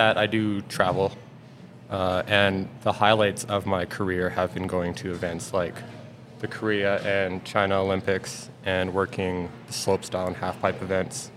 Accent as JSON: {"language": "English", "town": "Lake Louise", "region": "Alberta", "country": "Canada", "tie": "born or raised there", "also_born_or_lived": "Calgary / Golden", "said": "I grew up in Lake Louise as a kid"}